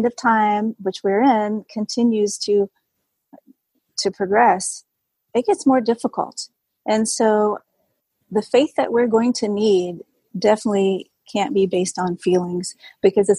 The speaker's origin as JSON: {"language": "English", "region": "Southern Virginia", "country": "United States", "tie": "born or raised there", "moved": "yes", "said": "I grew up in Southern Virginia"}